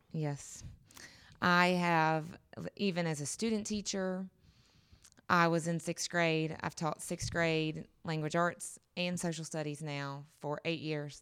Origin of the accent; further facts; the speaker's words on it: North Carolina, United States; I'm originally from North Carolina, western half of the state